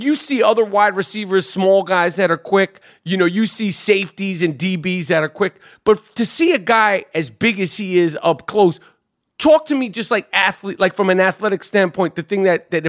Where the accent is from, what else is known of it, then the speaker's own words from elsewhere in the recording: New York, United States; I'm from New York.